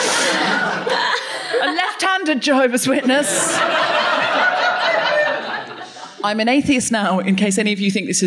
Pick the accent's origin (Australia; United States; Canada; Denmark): Australia; I am diverse because I am Australian and adopted